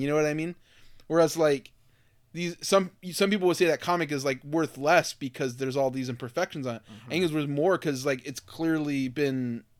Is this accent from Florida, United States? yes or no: yes; Miami, Florida, United States; growing up in Miami, Florida, where you're just surrounded by those people